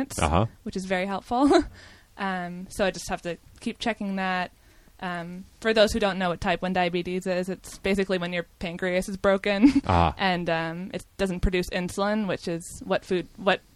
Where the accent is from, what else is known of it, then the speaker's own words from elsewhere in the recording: New York City, New York, United States; I'm from New York City